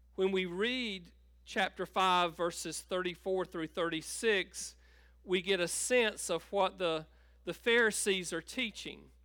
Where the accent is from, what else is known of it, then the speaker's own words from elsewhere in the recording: Tabor City, North Carolina, United States; I grew up in Tabor City and grew up on a farm outside of, uh, of Tabor